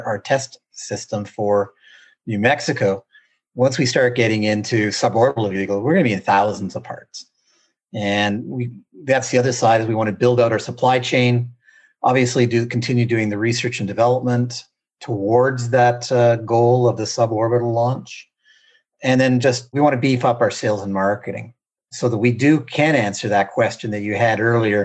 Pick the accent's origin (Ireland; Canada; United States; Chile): Canada